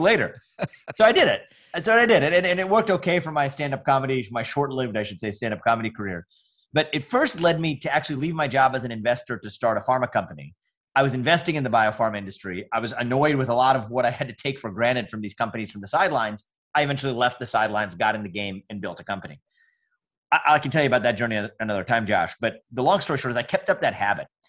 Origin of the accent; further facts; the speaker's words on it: United States; I'm an Indian American